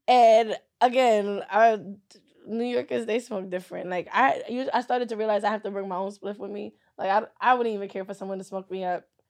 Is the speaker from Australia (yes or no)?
no; Nigeria; I'm Nigerian.